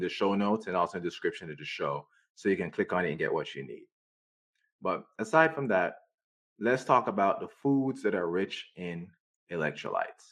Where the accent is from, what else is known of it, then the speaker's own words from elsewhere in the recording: Jamaica; moved away; I grew up in Jamaica